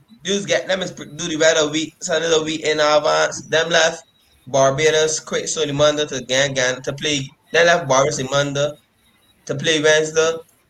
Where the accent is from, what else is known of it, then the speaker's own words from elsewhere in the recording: Ghana; You know, I come from Ghana. Let's love Ghanaians.